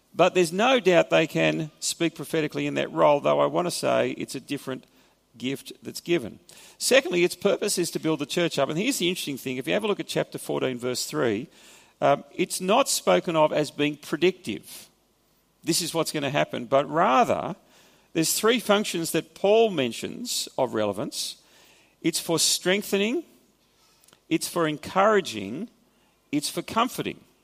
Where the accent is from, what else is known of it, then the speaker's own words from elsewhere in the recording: Australia; accent: Australian; first language English; my mother tongue is Australian kind of perverted form of English. And I speak Australian.